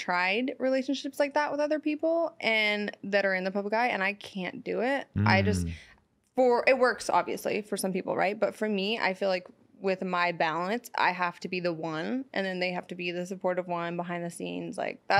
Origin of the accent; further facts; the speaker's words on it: San Francisco, California, United States; now in Los Angeles, United States; because I'm from San Francisco, so I'm not really into this LA life, even though I live here.